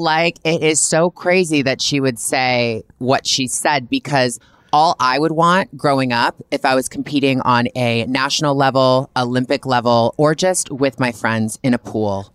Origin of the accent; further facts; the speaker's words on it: Canada; I'm a Canadian girl